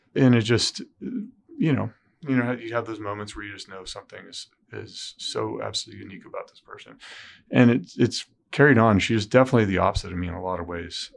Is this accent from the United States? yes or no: yes; Southern California, United States; now in Indiana, United States; I grew up in Southern California.